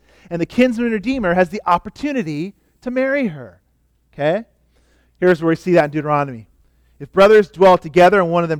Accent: California, United States; now in Oregon, United States; I come from California where we used to wear a lot of sandals. I'm glad I'm in Oregon now

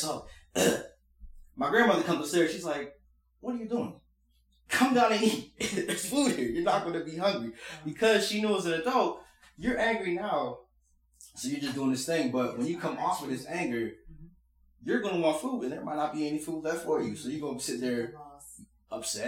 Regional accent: Indiana, Pennsylvania, United States; we grew up in Indiana, Pennsylvania.

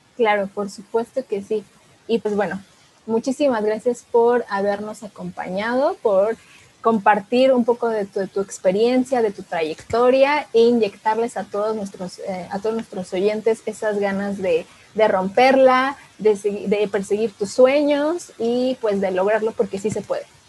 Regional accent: Mexico; nosotros como mexicanos

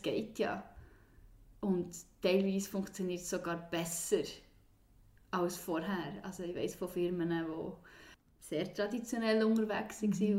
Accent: Bern, Switzerland; komme aus Bern. Eigentlich bin ich auf dem Land aufgewachsen

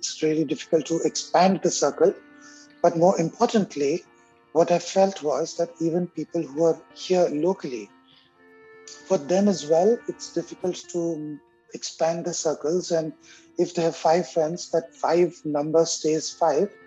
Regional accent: India; first language Hindi; English is a second language; moved away as an adult; also born or lived in Africa / Egypt; now in Montreal, Canada; I was born in India

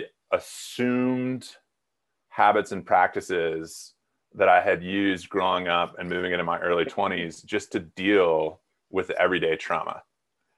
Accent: South Dakota, United States; moved away as an adult; also born or lived in Mississippi; I grew up in South Dakota.

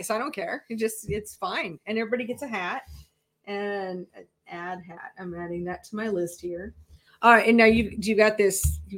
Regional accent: Iowa, United States; So I grew up in Iowa

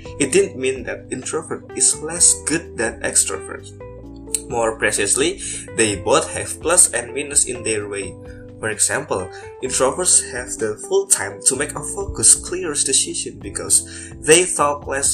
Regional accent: Banyumas, Central Java, Indonesia; my hometown, Banyumas.

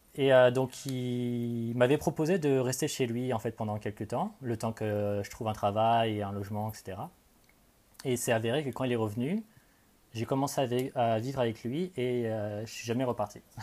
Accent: Cognac, Nouvelle-Aquitaine, France; moved away as an adult; also born or lived in Paris / Canada / England; now in Melbourne, Australia; je viens de Cognac en Charente

